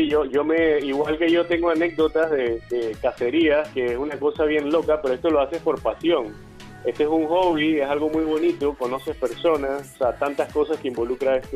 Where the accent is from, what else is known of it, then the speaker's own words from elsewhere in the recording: Panama; ya tenemos casi cinco meses en el mercado panameño, somos panameños todos